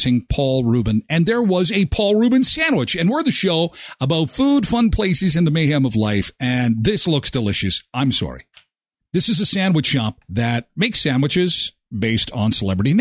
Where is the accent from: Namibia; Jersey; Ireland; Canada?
Canada; we as a Canadian are also successful